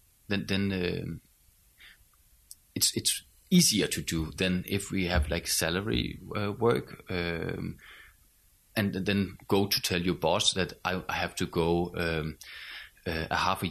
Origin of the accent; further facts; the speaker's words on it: Skive, Central Denmark Region, Denmark; From the northern part. I come from Skive